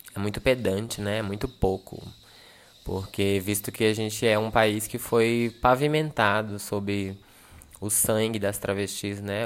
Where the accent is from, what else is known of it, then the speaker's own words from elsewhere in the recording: São Sebastião, Federal District, Brazil; sou brasiliense e, enfim, venho de uma cidade chamada São Sebastião